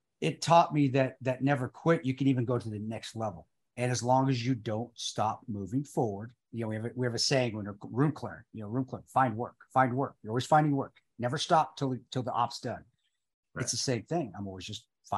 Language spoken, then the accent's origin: English; Alamosa, Colorado, United States; I grew up in Alamosa, Colorado.